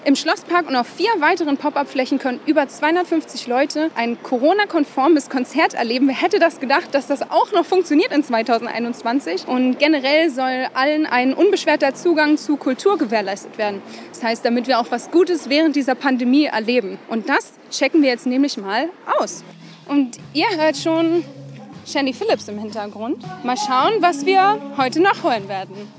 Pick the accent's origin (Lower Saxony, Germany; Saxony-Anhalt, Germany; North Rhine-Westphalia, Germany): Saxony-Anhalt, Germany; now in Mannheim, Germany; Ursprünglich komme ich eigentlich aus Sachsen-Anhalt